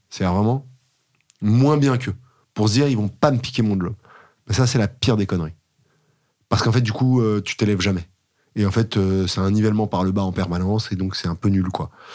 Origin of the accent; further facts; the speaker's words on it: Paris, Île-de-France, France; j'ai grandi à Paris jusqu'à mes 8 ans, à peu près 7-8 ans